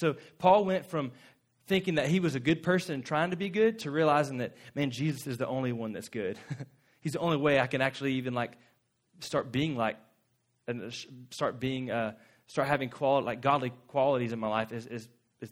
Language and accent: English; Florida, United States; moved away; Lauren and I grew up in Florida, and where we're from is just under Georgia